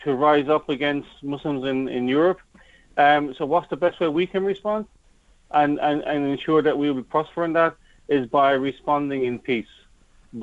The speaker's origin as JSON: {"language": "English", "country": "Ireland", "said": "being an Irishman, being really an Irishman, an Irish attitude"}